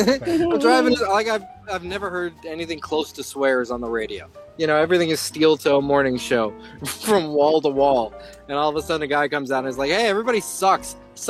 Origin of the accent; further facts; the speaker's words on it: Colorado, United States; now in Chicago, United States; Guys, did you know that I'm from Chicago? Well, not really. I'm from Colorado. But did you know I live in Chicago?